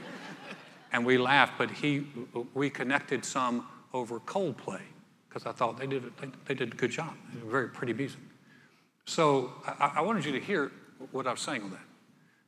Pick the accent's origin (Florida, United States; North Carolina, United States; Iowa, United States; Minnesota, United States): North Carolina, United States; moved away as an adult; also born or lived in Texas; now in Houston, United States; I was a preppy from North Carolina.